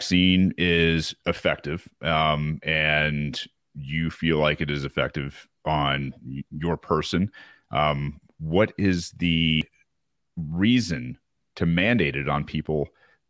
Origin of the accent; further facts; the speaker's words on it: United States; being American